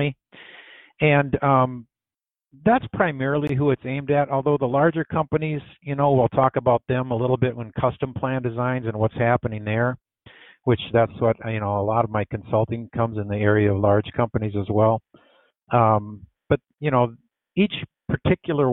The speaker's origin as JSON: {"language": "English", "town": "Bloomington", "region": "Minnesota", "country": "United States", "tie": "born or raised there", "said": "I grew up in Bloomington, Minnesota here"}